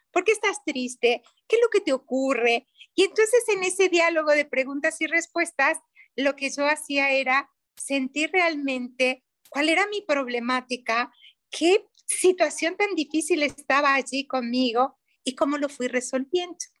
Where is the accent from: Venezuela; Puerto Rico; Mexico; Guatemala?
Mexico; soy mexicana